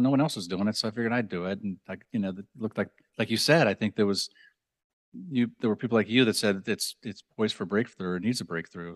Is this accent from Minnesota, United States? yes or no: yes; Minnesota, United States; I'm from Minnesota